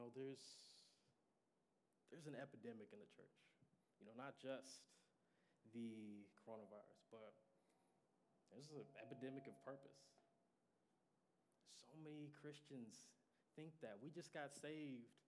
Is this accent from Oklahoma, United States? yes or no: yes; Sand Springs, Oklahoma, United States; I'm from Sand Springs.